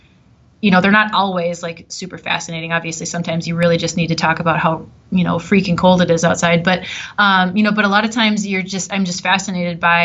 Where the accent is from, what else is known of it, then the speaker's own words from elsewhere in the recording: Wisconsin, United States; also born or lived in Southern Illinois; now in Minnesota, United States; growing up in Wisconsin